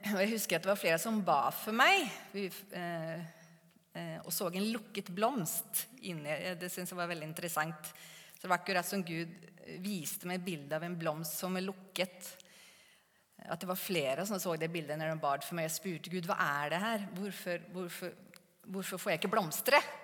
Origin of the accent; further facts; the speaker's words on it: Sweden; Norwegian is a second language; moved away as an adult; also born or lived in Gan, Norway; now in Norway; jeg er fra Sverige